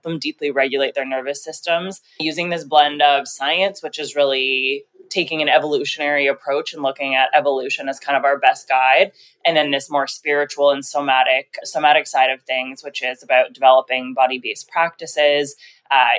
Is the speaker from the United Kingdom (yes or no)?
no; Canada; also born or lived in Mexico / Colombia; I'm Canadian. I'm currently living in Toronto.